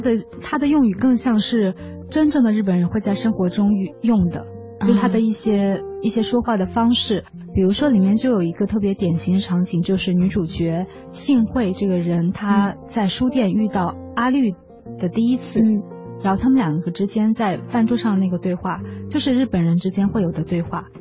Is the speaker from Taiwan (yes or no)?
no; China; 我们中国人对于食堂的那种感觉还是拿着汤匙碗儿去吃饭